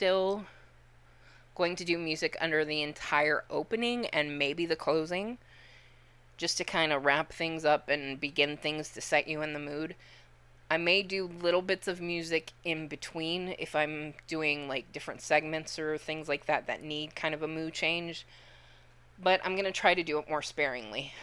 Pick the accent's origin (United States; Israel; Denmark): United States; Joliet, Illinois; I was born in Joliet